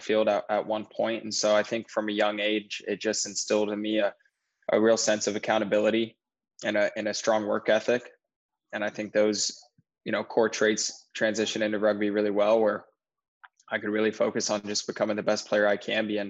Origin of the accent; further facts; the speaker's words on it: Sacramento, California, United States; Sacramento, my hometown, has a pretty decent size youth program